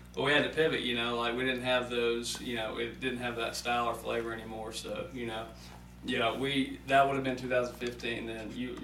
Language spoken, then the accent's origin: English; Mobile, Alabama, United States; also born or lived in Theodore, Alabama / Opelika, Alabama; I was born in Mobile, basically. Mobile, Alabama, Theodore, Alabama, kind of grew up between those places.